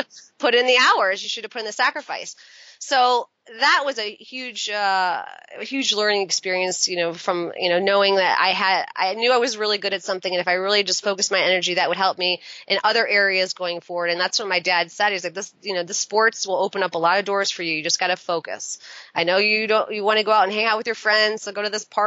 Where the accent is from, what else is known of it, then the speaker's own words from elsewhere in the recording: right outside of Ann Arbor, Michigan, United States; now in Washington, D.C., United States; I grew up in Michigan and right outside of Ann Arbor